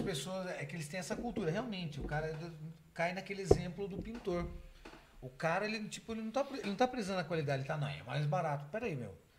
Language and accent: Portuguese; Sorocaba, São Paulo, Brazil; Sou de Sorocaba.